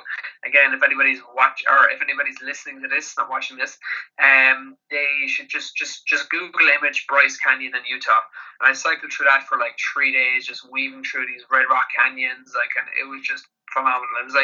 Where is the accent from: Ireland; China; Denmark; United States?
Ireland; Kerry, Munster; I'm from Kerry with some big farms down here